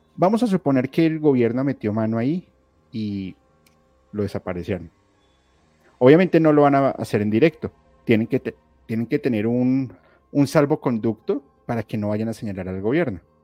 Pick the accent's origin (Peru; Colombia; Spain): Colombia; yo soy colombiano